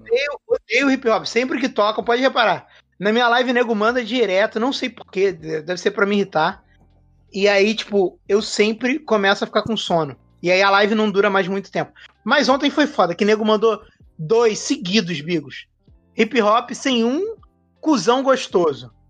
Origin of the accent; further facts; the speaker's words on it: Rio de Janeiro, Brazil; eu sou carioca